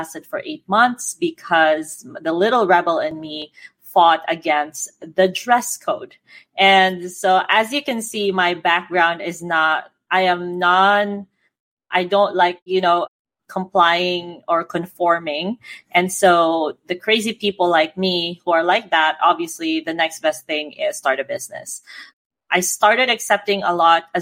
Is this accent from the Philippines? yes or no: yes; Philippines; I'm Filipino